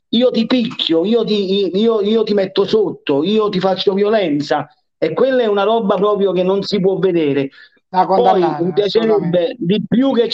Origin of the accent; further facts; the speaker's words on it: Naples, Campania, Italy; Però io da napoletano, quando vado a Roma, quando vado a Milano e non vado a fare la partita, a me da napoletano mi ammirano, mi amano, mi vogliono bene, dicono che noi napoletani abbiamo una marcia in più